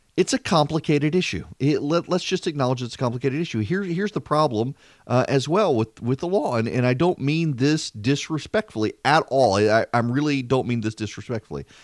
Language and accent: English; Louisiana, United States; growing up in Louisiana and at L S U